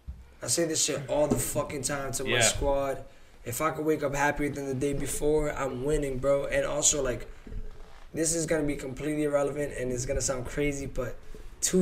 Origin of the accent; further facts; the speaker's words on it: Massachusetts, United States; I'm from Mass